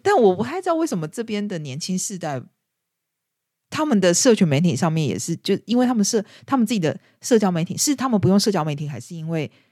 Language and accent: Chinese; Taiwan; now in Scotland, United Kingdom; 我们台湾人最不希望